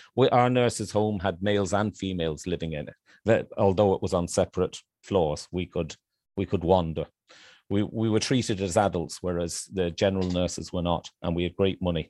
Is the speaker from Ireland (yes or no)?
yes; Ireland; moved away as an adult; also born or lived in Manchester, England / Ballymahon, County Longford, Ireland; now in Thailand; I'm an Irishman, but I'm kind of a half-Irishman, of Irish parents.